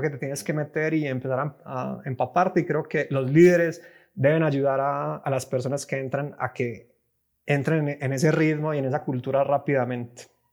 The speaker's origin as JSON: {"language": "Spanish", "town": "Medellín", "region": "Antioquia", "country": "Colombia", "moved": "as an adult", "lives_now": "Mexico City, Mexico", "said": "estoy ahora en Ciudad de México, llevo viviendo aquí unos cinco años, pero soy colombiano, de, soy de Medellín"}